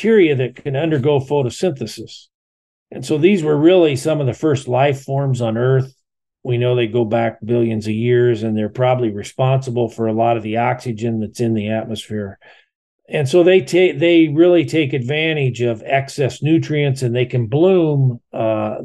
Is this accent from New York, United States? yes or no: no; Iowa, United States; I grew up in Iowa